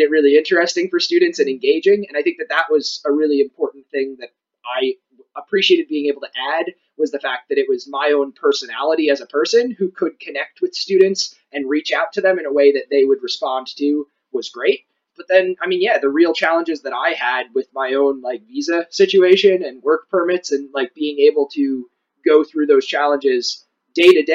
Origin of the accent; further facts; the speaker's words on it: United States; moved away as an adult; now in Ireland; being an American coming abroad and studying at a college